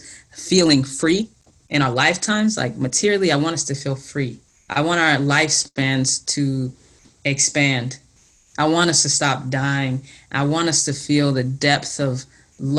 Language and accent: English; the South, United States; growing up in the South